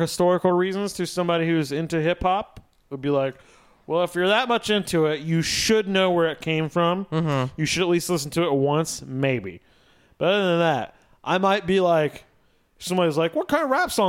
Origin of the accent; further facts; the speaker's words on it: Batesville, United States; I'm white kid from Batesville